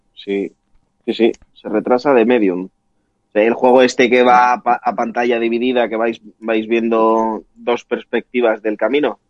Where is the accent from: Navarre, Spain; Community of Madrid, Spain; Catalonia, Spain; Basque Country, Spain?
Navarre, Spain; Pamplona; nosotros que somos de Pamplona